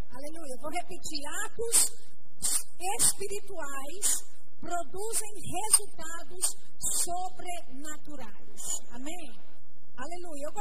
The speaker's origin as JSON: {"language": "Portuguese", "town": "Belo Horizonte", "region": "Minas Gerais", "country": "Brazil", "moved": "yes", "lives_now": "Campina Grande, Brazil", "said": "E eu moro em Campina Grande, ah, mas eu sou mineira de Belo Horizonte, mas o meu sotaque já não é mais mineiro."}